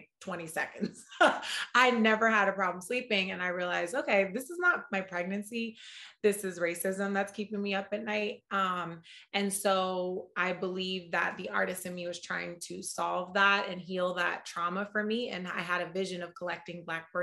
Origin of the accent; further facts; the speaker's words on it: Oakland, California, United States; moved away as an adult; now in New York, United States; I'm a proud Oaklander. I was born and raised in Oakland